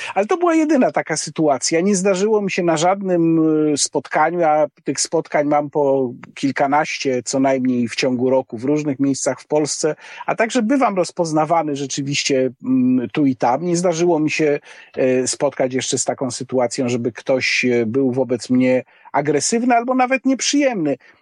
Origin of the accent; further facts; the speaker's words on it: Łódź, Łódź Voivodeship, Poland; moved away as an adult; also born or lived in Warsaw; z pochodzenia jestem łodzianinem